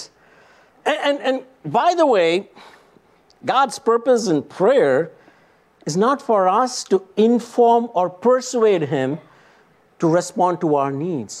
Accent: India; moved away; I was born and raised in India

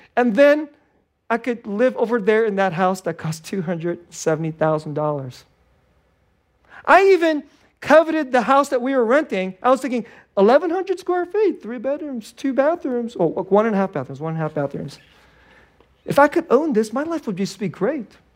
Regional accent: Silicon Valley, California, United States; moved away as an adult; I'm from Silicon Valley

